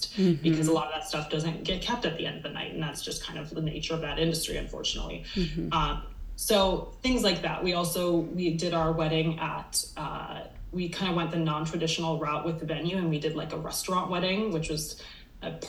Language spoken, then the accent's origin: English; Minnesota, United States; now in Santa Barbara, United States; we are from Minnesota